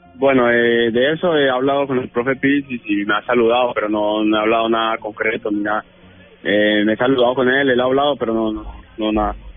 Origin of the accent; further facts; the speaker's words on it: Colombia; moved away as an adult; now in Italy; aquí ya saben que soy colombiano